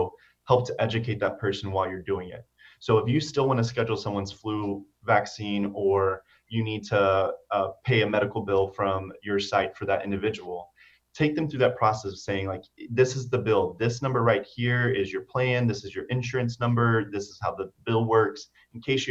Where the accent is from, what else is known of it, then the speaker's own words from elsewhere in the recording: Cypress, Texas, United States; my community that I grew up in Cyprus. And so if you're familiar with the Houston area, Cyprus is a suburb